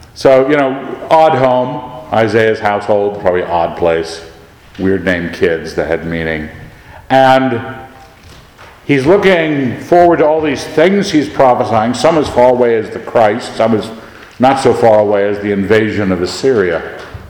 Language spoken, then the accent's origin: English; United States; I grew up in America